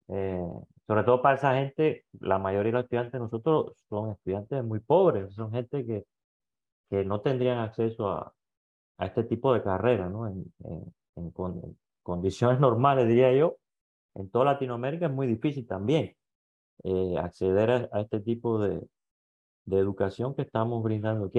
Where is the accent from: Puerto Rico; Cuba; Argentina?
Cuba; moved away as an adult; also born or lived in Greece / Quito, Ecuador; now in Ecuador; soy cubano